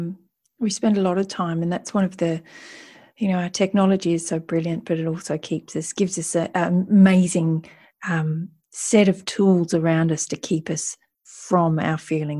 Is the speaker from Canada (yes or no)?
no; Australia; You wouldn't even have talked about feelings if you grew up in the world I grew in, up in Australia.